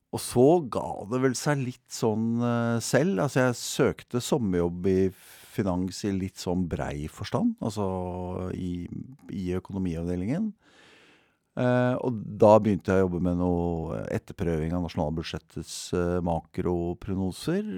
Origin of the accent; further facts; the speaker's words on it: Bærum, Akershus, Norway; jeg er født og oppvokst i Bærum